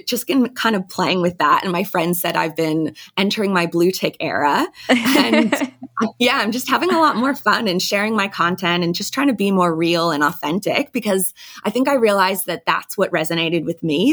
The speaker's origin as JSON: {"language": "English", "country": "United States", "moved": "as an adult", "lives_now": "Sydney, Australia", "said": "I'm thirty-five now and I'm American"}